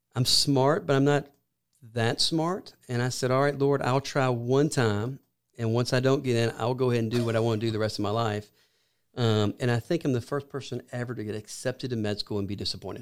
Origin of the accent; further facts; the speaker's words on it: Columbus, Georgia, United States; also born or lived in Athens, Georgia; I'm from Columbus, Georgia